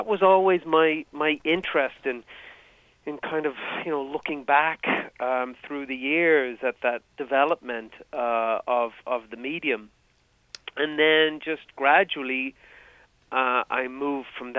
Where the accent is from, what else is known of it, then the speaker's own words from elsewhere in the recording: Dublin, Leinster, Ireland; moved away as an adult; now in United States; I'm from Dublin, from Ireland. So I grew up in a small suburb of Dublin City, the metropolis of Ireland